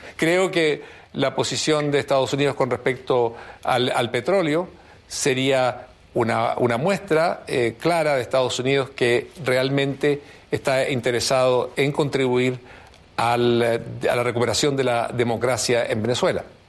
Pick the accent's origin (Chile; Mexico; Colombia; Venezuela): Chile; Nosotros como chilenos